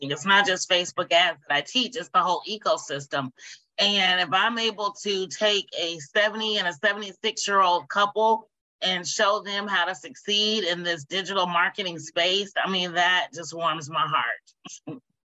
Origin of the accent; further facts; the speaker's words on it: Indianapolis, Indiana, United States; moved away as an adult; now in Dayton, United States; I am from Indianapolis, Indiana